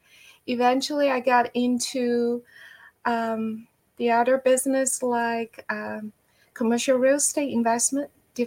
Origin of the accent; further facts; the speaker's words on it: Guilin, Guangxi, China; moved away as an adult; now in Houston, United States; I was born and raised up back in China. My hometown called Guilin is a small city, but very famous for its dynamic landscape of river, lakes, hills.